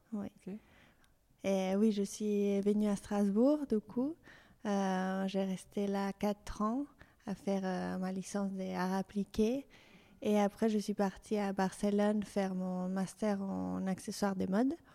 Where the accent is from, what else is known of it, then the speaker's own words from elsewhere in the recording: Mexico City, Mexico; French is a second language; moved away as an adult; now in France; je suis mexicaine. Je suis née au Mexico City et j'ai grandi là-bas.